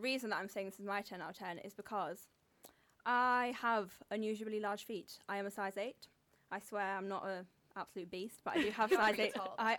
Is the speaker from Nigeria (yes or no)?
no; Darlington, North East England, United Kingdom; I'm from Darlington, northeast of England. We're famous for our trains and more recently, Luke T off Love Island.